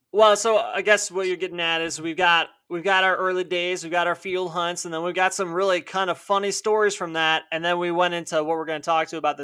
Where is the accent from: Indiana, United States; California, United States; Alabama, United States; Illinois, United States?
Illinois, United States; I'm from the Chicago suburbs.